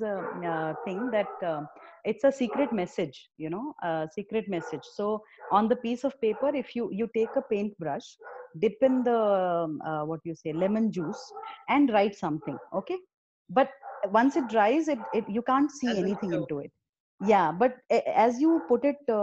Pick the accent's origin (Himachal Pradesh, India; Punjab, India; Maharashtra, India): Himachal Pradesh, India; I'm from Himachal